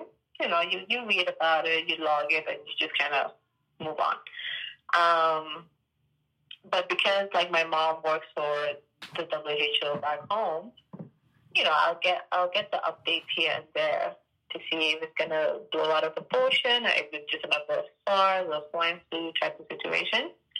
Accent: Gambia; I mean, I'm from the Gambia, and they have, what, two or four cases?

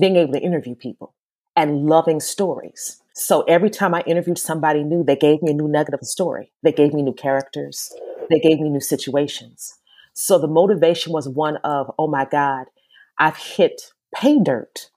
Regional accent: Gary, Indiana, United States; also born or lived in New York; now in Charlotte, United States; back in my hometown of Gary

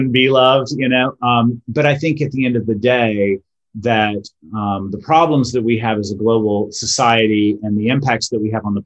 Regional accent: North Florida, United States; now in Northern California, United States; I grew up canoeing on North Florida rivers and spending half my time down at the beach in the summer at our beach cottage

